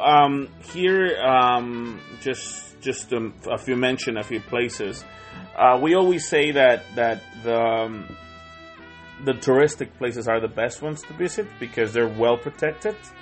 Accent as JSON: {"language": "English", "town": "Tonalá", "region": "Jalisco", "country": "Mexico", "tie": "born or raised there", "second_language": "English", "moved": "yes", "lives_now": "New Zealand", "said": "I'm from a city called Guadalajara. Now, this see, well, I'm actually from Tonalá"}